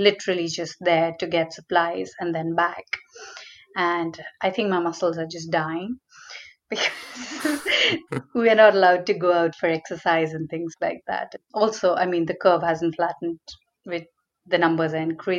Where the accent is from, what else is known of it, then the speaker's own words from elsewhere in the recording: JK Puram, India; first language Hindi; also born or lived in Uttar Pradesh; now in Mumbai, India; I grew up in a very little place called JKPuram, which is an industrial township